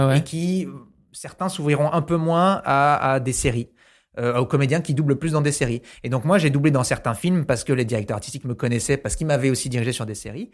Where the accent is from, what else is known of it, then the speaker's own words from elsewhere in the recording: New Caledonia; moved away; quand j'étais petit, j'habitais en Nouvelle-Calédonie